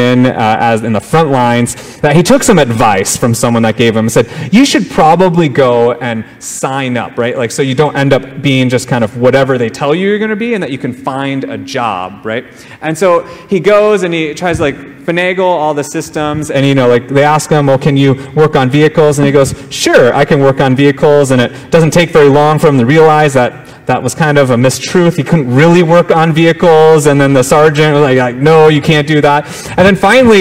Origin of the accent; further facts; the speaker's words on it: Minnesota, United States; moved away as an adult; also born or lived in Hawaii; now in Kailua, United States; my home state of Minnesota